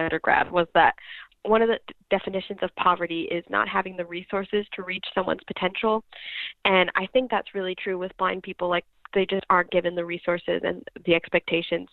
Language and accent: English; Fort Madison, Iowa, United States; I'm from Iowa, actually. So, oh. yeah, so I'm from Fort Madison, which is like in southeast Iowa